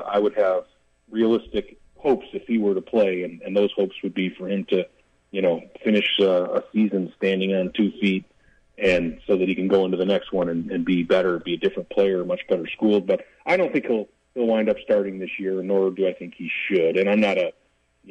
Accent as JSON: {"language": "English", "town": "Chicago", "region": "Illinois", "country": "United States", "tie": "born or raised there", "said": "I grew up in Chicago in the, you know, in the 70s and 80s"}